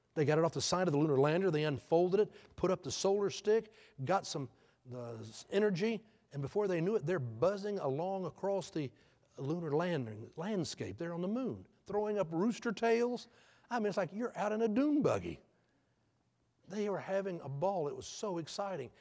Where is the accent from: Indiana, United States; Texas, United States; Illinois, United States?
Texas, United States; Houston; I grew up in Houston